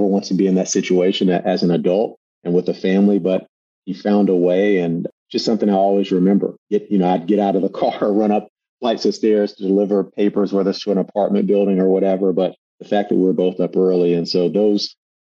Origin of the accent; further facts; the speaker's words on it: Durham, North Carolina, United States; moved away; I grew up in Durham, North Carolina